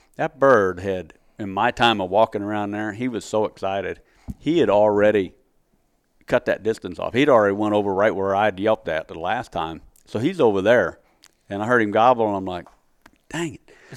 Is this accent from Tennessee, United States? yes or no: no; Missouri, United States; moved away; my home state.